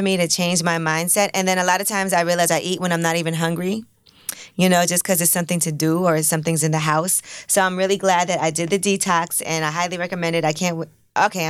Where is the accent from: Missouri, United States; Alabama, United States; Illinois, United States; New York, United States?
New York, United States; New York City; I grew up in Brooklyn.